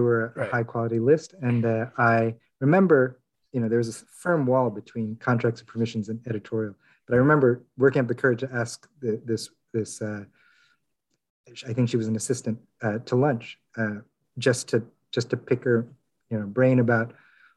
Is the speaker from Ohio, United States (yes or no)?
yes; Ohio, United States; moved away as an adult; now in New York, United States; I parents are from Korea. I grew up in Ohio, been in New York for a long time